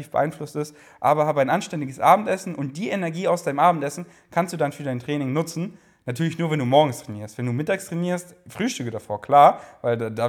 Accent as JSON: {"language": "German", "region": "Bavaria", "country": "Germany", "said": "Ich komme aus Bayern. Soll ich jetzt nur auf Bayerisch reden?"}